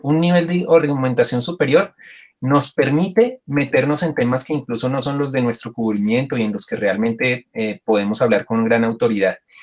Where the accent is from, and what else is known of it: Colombia